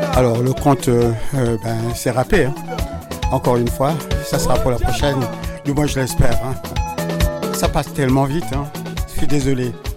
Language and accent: French; Les Mureaux, Île-de-France, France; je suis des Mureaux